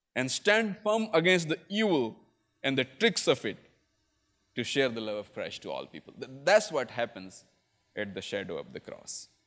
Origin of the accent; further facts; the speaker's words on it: Chhattisgarh, India; moved away; I come from northern India, I come from Chhattisgarh, which was part of another state called Madhya Pradesh earlier